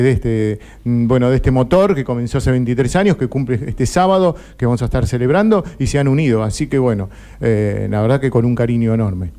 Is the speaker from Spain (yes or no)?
no; Lomas de Zamora, Buenos Aires Province, Argentina; en mi tierra, que era en 91.1 en una radio de Lomas de Zamora